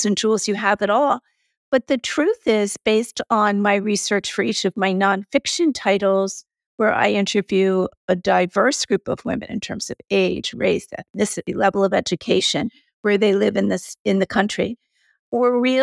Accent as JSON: {"language": "English", "country": "United States", "said": "I am American"}